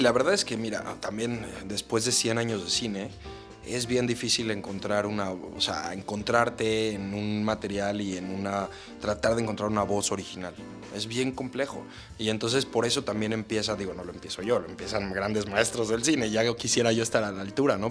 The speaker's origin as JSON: {"language": "Spanish", "country": "Mexico", "said": "como mexicanos"}